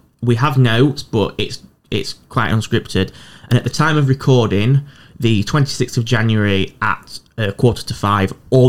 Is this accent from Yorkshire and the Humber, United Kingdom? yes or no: yes; Doncaster, Yorkshire and the Humber, United Kingdom; now in Newcastle upon Tyne, United Kingdom; Biker's my local metro station, and I'm from Doncaster